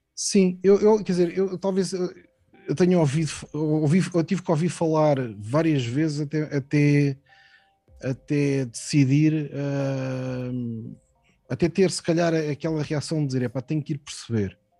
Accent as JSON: {"language": "Portuguese", "country": "Portugal", "tie": "born or raised there", "also_born_or_lived": "Mozambique", "said": "Nasci em Moçambique, quando, quando Moçambique ainda era Portugal, e vim relativamente novo para, para Portugal."}